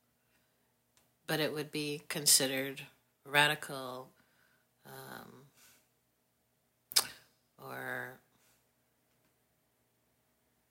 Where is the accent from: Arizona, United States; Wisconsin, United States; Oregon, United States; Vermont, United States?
Wisconsin, United States; I'm from Wisconsin